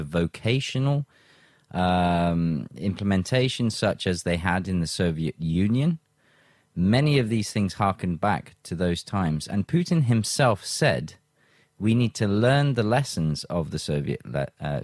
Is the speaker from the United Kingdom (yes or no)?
yes; United Kingdom; now in Russia; back in my home country